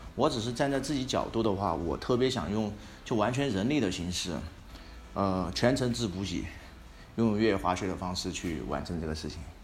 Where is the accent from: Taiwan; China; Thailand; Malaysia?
China; Sichuan; also born or lived in Beijing; 我是四川的嘛，像那个就是四姑娘山啊，很多地方我也去过